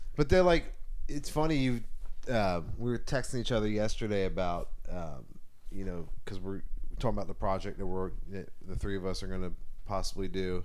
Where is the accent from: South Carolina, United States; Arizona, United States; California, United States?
South Carolina, United States; Charleston; growing up in Charleston, South Carolina.